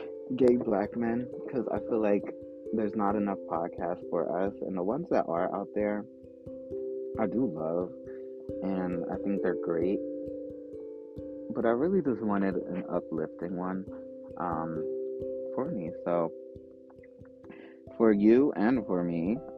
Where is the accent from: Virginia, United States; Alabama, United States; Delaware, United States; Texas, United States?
Delaware, United States; also born or lived in Philadelphia, Pennsylvania; I'm 23 years old. I'm a Scorpio. I was born in Philadelphia, raised in Delaware.